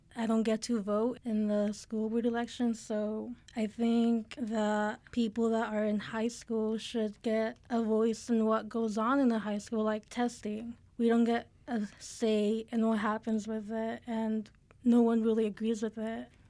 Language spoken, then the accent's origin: English; Mexico; now in Albuquerque, United States; I come from Mexico.